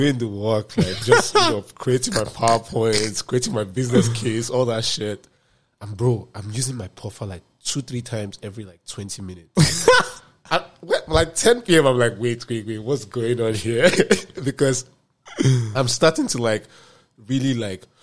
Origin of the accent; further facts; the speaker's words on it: Nigeria; moved away; as a Nigerian guy